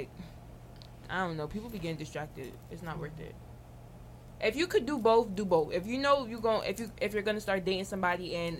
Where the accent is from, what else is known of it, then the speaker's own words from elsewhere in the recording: Jamaica; also born or lived in New Jersey; I'm Jamaican